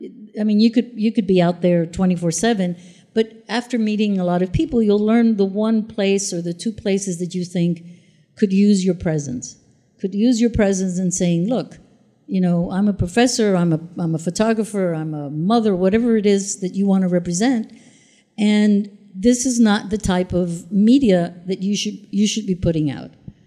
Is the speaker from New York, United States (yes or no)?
yes; New York, United States; okay, I'm a New Yorker and I'm fighting for communities